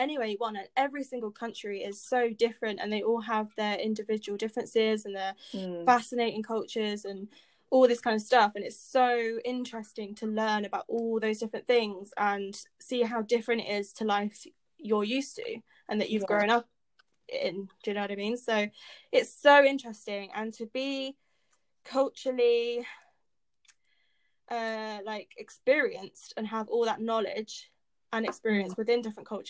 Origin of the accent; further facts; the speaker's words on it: United Kingdom; I am an American inside a Brit